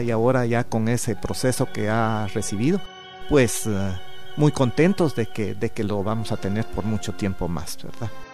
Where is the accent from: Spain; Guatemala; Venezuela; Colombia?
Guatemala; Palencia, Guatemala Department; now in Guatemala City, Guatemala; yo no vivía aquí en la capital, sino que vivía en una aldea de Palencia